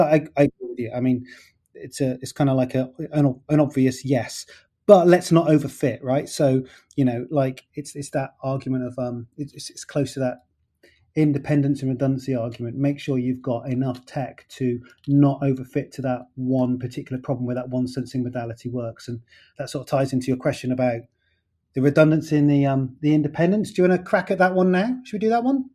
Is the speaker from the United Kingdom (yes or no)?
yes; United Kingdom; I'm British